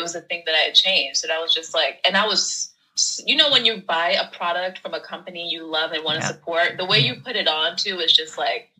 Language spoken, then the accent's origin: English; New York City, New York, United States; born and raised in New York. My family's from Haiti, so I'm first generation born in the States. But yeah, grew up in Brooklyn.